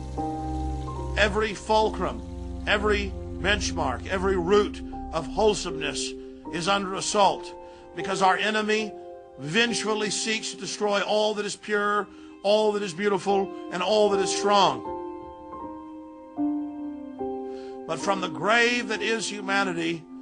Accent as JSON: {"language": "English", "town": "Dallas", "region": "Texas", "country": "United States", "tie": "born or raised there", "said": "I grew up in Dallas, Texas"}